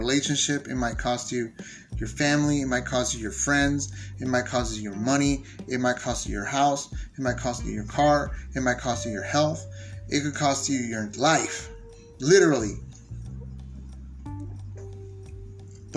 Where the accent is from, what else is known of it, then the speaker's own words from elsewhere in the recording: San Diego, California, United States; I was born and raised in San Diego